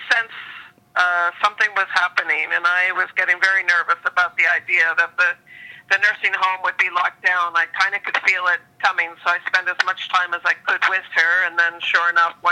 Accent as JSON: {"language": "English", "region": "Prince Edward Island", "country": "Canada", "tie": "born or raised there", "moved": "yes", "lives_now": "Vancouver, Canada", "said": "I grew up partially in Prince Edward Island and ended up in Vancouver through a series of travels and such, and school and work."}